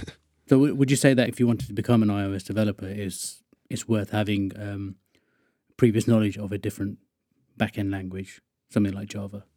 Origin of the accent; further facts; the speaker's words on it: Wokingham, South East England, United Kingdom; I'm from Wokingham, which is just sort of west of London.